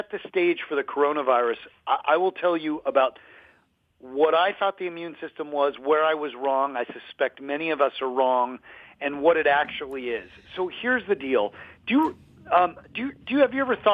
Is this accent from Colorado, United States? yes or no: yes; Colorado, United States; I grew up in Colorado